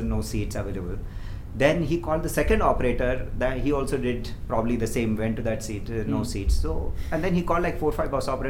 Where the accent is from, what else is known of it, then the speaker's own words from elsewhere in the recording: Hyderabad, Telangana, India; moved away as an adult; also born or lived in Bangalore; I'm from Hyderabad